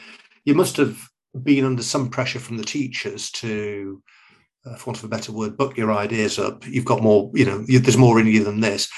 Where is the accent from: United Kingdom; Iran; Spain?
United Kingdom; Manchester, North West England; We're a similar age. We are both from the Manchester area